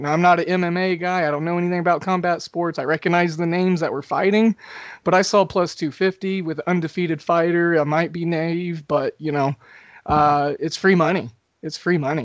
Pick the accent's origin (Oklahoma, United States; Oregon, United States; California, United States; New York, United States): Oklahoma, United States; I grew up in Oklahoma